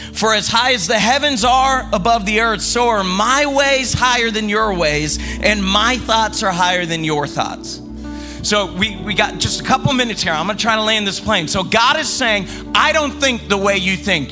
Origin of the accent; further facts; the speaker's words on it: the South, United States; I grew up in the South